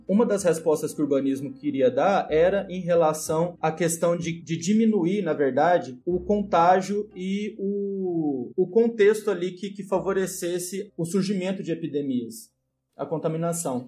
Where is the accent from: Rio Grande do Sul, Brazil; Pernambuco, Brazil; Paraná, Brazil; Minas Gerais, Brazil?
Minas Gerais, Brazil; Monte Alegre de Minas; now in Uberlândia, Brazil; Não nasci em Uberlândia, nasci em Monte Alegre, mas moro em Uberlândia, né? Há muito tempo